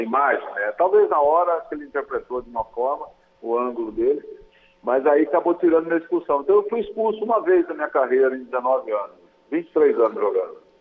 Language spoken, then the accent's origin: Portuguese; Capivari, São Paulo, Brazil; also born or lived in Porto Feliz; Eu nasci em Porto Feliz, né? Eu nasci, sou registrado em Porto Feliz, mas a minha infância toda foi em Capivari